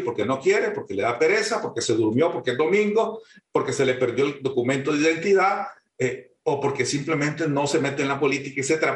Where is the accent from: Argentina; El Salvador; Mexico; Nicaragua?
Nicaragua